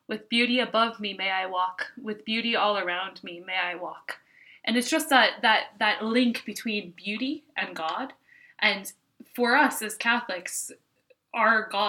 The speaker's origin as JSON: {"language": "English", "country": "United States", "moved": "yes", "lives_now": "Ireland", "said": "I am an American, but I do live here"}